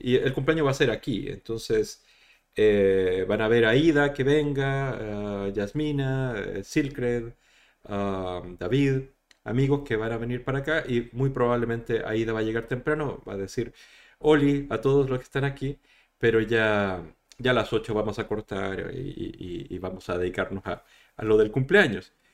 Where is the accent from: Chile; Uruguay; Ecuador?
Chile; accent: Latin American; moved away as an adult; also born or lived in Madrid, Spain; now in Spain; de Chile, de donde vengo yo